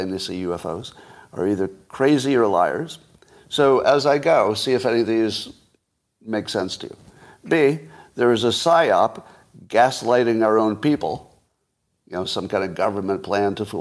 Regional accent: United States; as an American

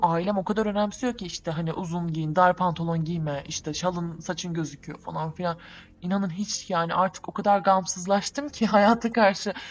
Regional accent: Southeastern Anatolia, Turkey; Güneydoğuluyuz biz.

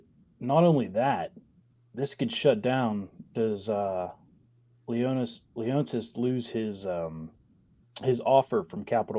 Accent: Wheeling, West Virginia, United States; Yeah. I mean, I grew up in Wheeling, and we've got our minor league team

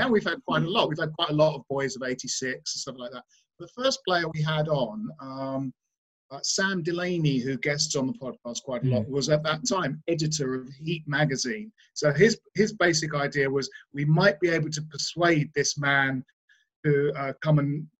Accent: Bromley, London, United Kingdom; I grew up in Bromley in South London

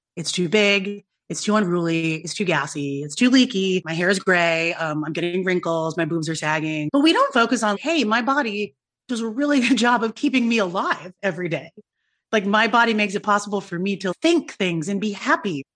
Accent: United States; being a young person of color growing up in America

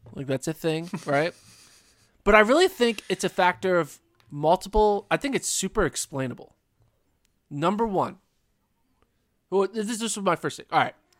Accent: the Northeast, Pennsylvania, United States; now in Texas, United States; I'm from the Northeast. Like I grew up in crazy winter storms. I would have, you know, Pennsylvania storms all over the place.

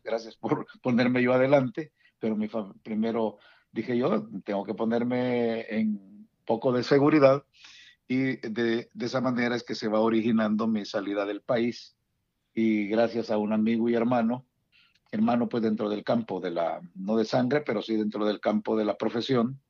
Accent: San Salvador, El Salvador; moved away as an adult; also born or lived in Dallas Fort Worth, Texas / Houston, Texas; now in Washington metropolitan area, United States; yo soy originario de El Salvador, originario de San Salvador

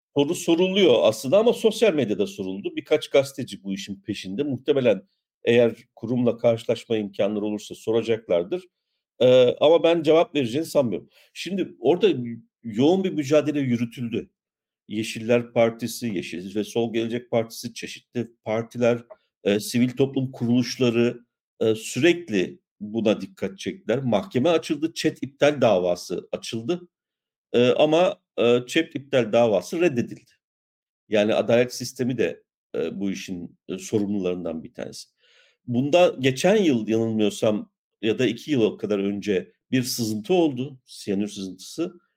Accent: İliç, Erzincan, Turkey; Ben de bir İliçliyim.

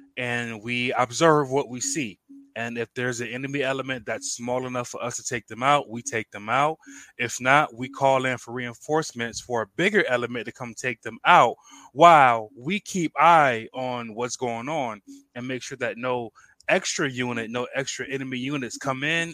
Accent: Rochester, New York, United States; moved away as an adult; I'm originally from Rochester, New York

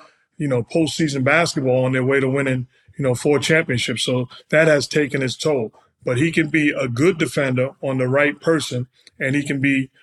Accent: New York City, New York, United States; I'm from New York City

